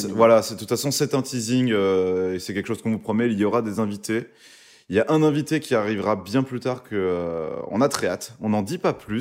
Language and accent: French; Val-de-Marne, Île-de-France, France; Créteil, déjà, qui est une ville de 94, donc là où j'ai grandi, qui est pas loin de chez moi où j'ai vécu.